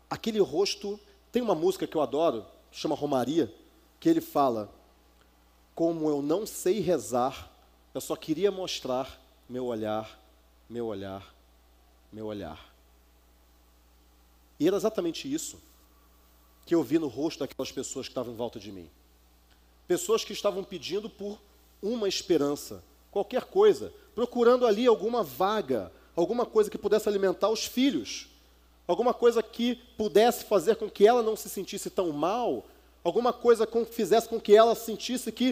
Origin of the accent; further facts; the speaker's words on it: Rio de Janeiro, Brazil; now in Campinas, Brazil; Mudei de cidade, vocês devem ter percebido que eu sou do Rio, mas é, quase não dá para perceber, eu já perdi boa parte do sotaque. Né? Mas eu saí de lá, eu saí da outra cidade que eu estava e fui para Campinas, que é a cidade onde eu moro hoje.